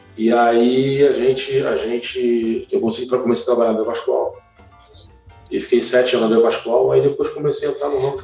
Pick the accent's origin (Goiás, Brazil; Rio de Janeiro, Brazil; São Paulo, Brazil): Rio de Janeiro, Brazil; moved away as an adult; also born or lived in Recife / Linhares / Serra; now in Vitória, Brazil; minha vida todinha, minha adolescência, foi criada no Maracanã